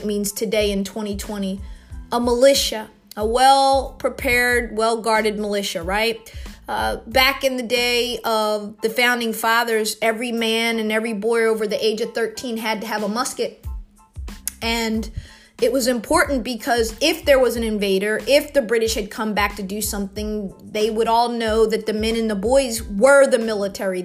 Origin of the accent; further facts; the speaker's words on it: United States; as an American, someone who loves politics.